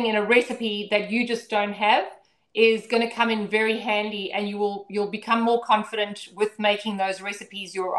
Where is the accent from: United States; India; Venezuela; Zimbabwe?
Zimbabwe; now in Brisbane, Australia; I grew up in Zimbabwe on a ranch out in the middle of literally nowhere.